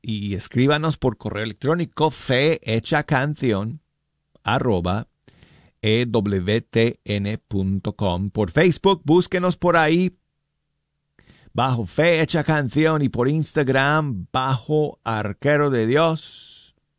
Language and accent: Spanish; Denver, Colorado, United States; Mi ciudad natal, Denver, Colorado